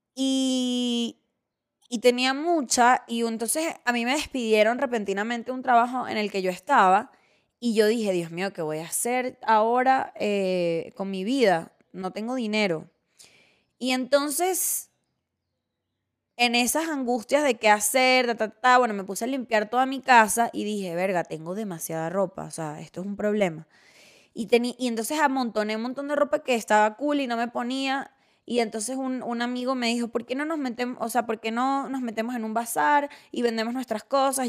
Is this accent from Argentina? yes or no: no; Venezuela; moved away as an adult; now in Mexico; soy gracias a aquellas que me formaron en, mi país natal